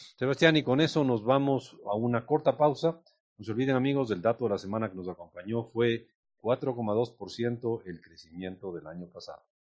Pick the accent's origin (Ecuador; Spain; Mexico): Ecuador; nuestros compatriotas